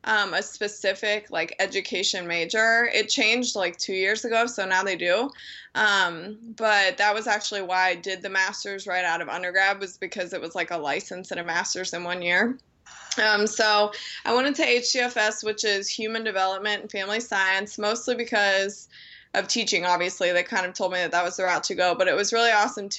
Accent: Dublin, Ohio, United States; now in Perrysburg, United States; I grew up in Dublin, which is a suburb of Columbus

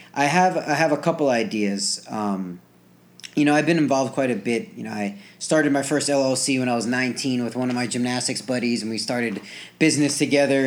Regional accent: New Jersey, United States; moved away as an adult; I grew up in New Jersey

